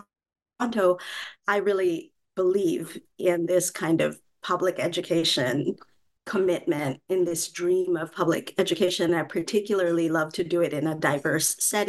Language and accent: English; Manila, Metro Manila, Philippines; moved away; I was born and raised in Manila